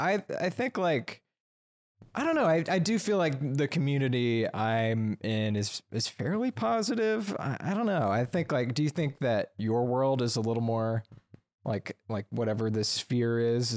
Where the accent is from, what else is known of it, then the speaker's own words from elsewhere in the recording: Alabama, United States; So I'm from Alabama. I moved out here after college